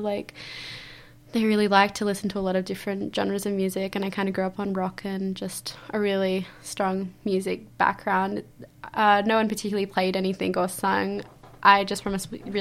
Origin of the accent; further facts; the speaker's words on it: Cowra, New South Wales, Australia; also born or lived in Penrith; I grew up in Cowra all my life, that's where I call home